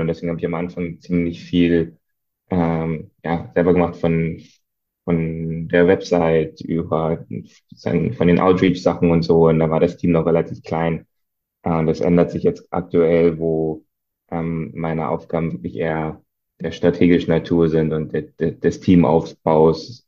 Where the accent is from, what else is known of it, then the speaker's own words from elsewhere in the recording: East Germany, Germany; als Ostdeutscher